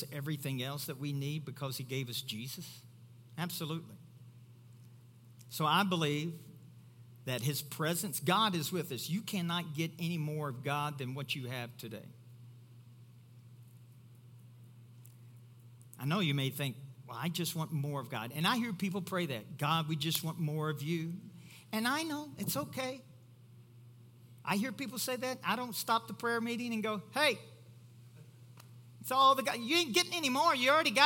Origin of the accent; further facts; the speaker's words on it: Kentucky, United States; I'm from Kentucky